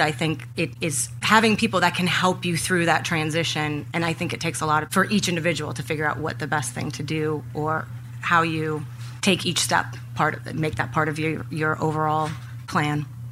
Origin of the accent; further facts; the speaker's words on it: Minneapolis, Minnesota, United States; I grew up in Minneapolis which has a very rich music history